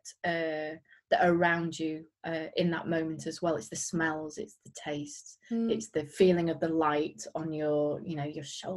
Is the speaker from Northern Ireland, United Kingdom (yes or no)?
no; Yorkshire and the Humber, United Kingdom; now in West Yorkshire, United Kingdom; I'm from around here. I'm in West Yorkshire. I grew up in North Yorkshire.